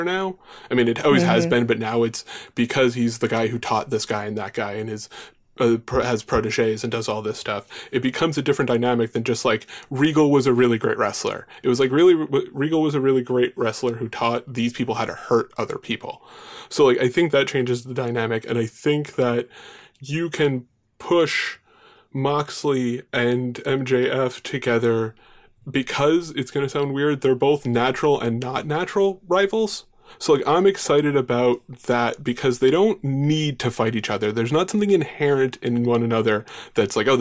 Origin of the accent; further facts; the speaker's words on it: Long Island, New York, United States; I grew up on Long Island. I still live on Long Island.